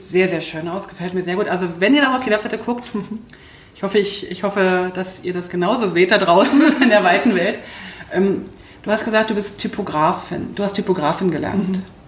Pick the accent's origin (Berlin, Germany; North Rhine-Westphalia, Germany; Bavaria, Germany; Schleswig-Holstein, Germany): Berlin, Germany; accent: Berlinerisch; ich komme aus Berlin